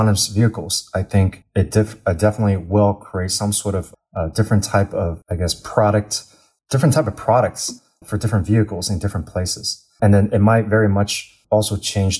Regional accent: United States; moved away as an adult; now in China; I grew up in the States my entire life

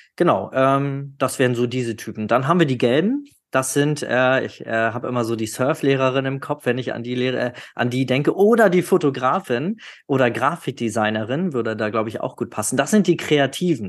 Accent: the North, Northern Germany, Germany; Also ich komme ja aus dem Norden

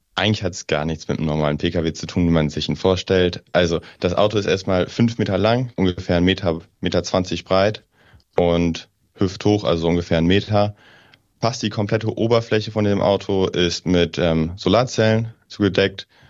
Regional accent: Northern Germany, Germany; now in Aachen, Germany; Ich komme oben aus dem Norden.

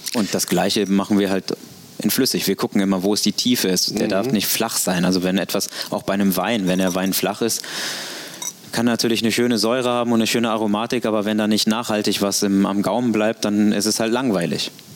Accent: Cologne, North Rhine-Westphalia, Germany; now in Hamburg, Germany; ich bin Kölner

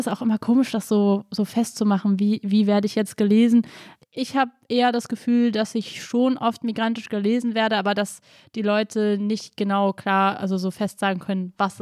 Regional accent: Berlin, Germany; natürlich bin ich Deutsche und ich bin Berlinerin und ich bin hier zu Hause und ich liebe auch Berlin.

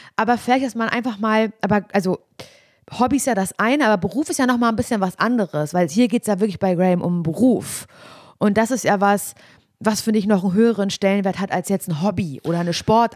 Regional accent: Parchim, Mecklenburg-Vorpommern, Germany; moved away as an adult; ich komme ja aus Parchim

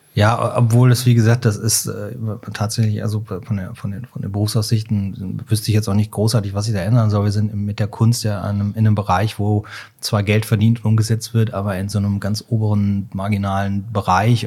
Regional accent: Cologne, North Rhine-Westphalia, Germany; ich komme ja aus Köln

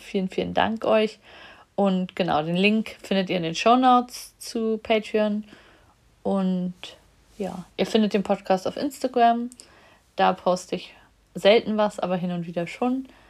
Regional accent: Germany; in der DDR, wo ich geboren bin

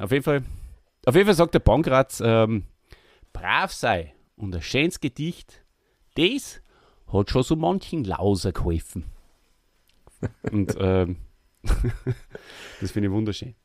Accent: Austria; wir als Österreicher

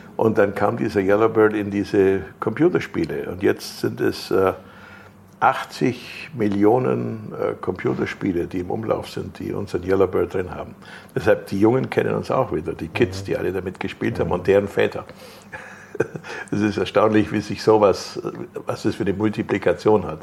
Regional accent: Germany; bei uns in Deutschland

